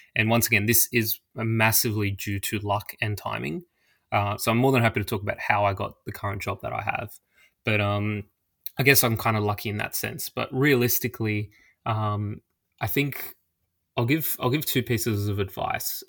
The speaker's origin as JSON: {"language": "English", "country": "Australia", "said": "I'm Australian and life can be pretty expensive here"}